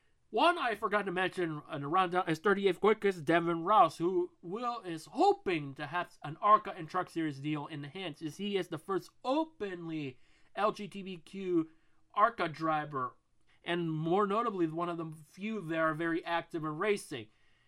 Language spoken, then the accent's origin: English; Washington, United States; we're both from Washington.